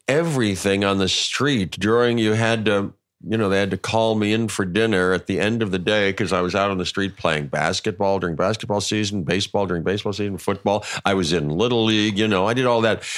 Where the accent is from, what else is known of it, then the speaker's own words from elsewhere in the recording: Pittsburgh, Pennsylvania, United States; moved away; I'm from Pittsburgh